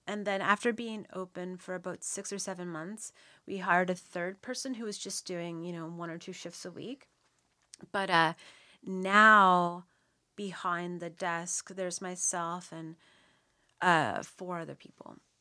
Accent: Nova Scotia, Canada; born and raised in Shivamakati, Nova Scotia. So I'm actually from Nov-, I'm from here.

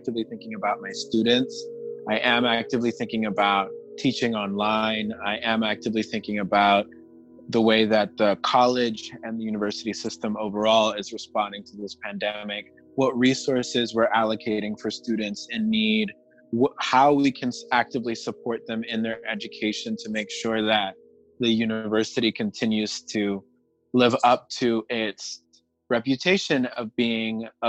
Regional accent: Panama; now in New York, United States; I'm originally from Panama

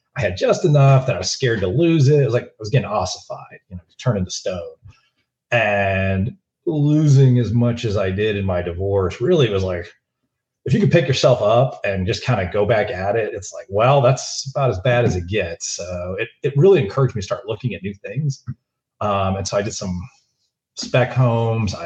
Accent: Florida, United States; moved away as an adult; now in Dallas, United States; I grew up in Florida

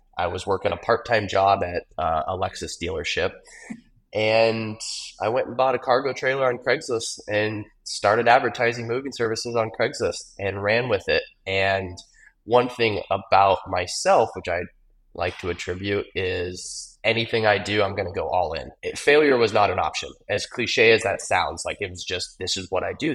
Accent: Gilbert, Arizona, United States; Growing up in Gilbert

